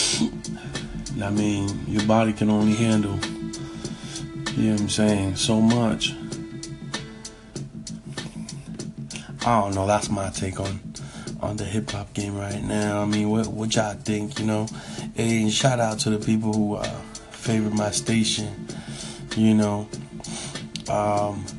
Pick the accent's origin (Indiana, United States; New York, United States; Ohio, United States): New York, United States; I was raised in New York